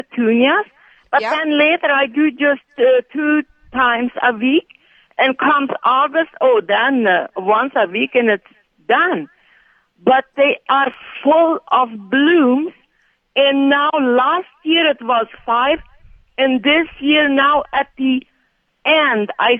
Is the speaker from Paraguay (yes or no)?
yes; Paraguay; moved away as an adult; now in Steinbach, Canada; I immigrated in 1989 from Paraguay